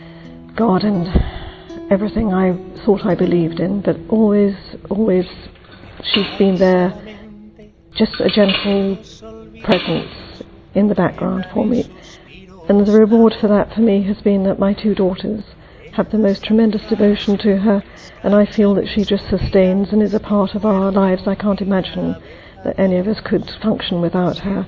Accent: England, United Kingdom; I'm from England.

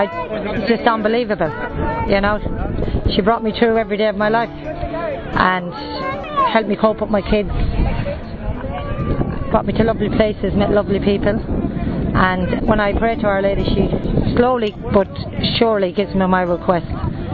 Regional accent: London, United Kingdom; I'm from London

